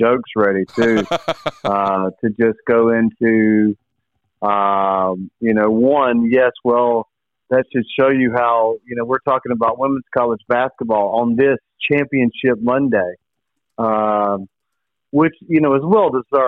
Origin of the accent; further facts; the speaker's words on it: Vanceboro, North Carolina, United States; I'm from Vanceboro